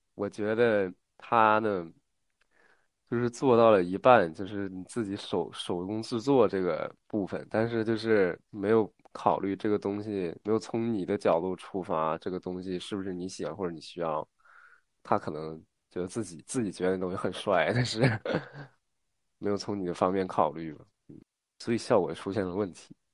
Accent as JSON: {"language": "Chinese", "region": "northern China", "country": "China", "said": "我是一个北方人嘛"}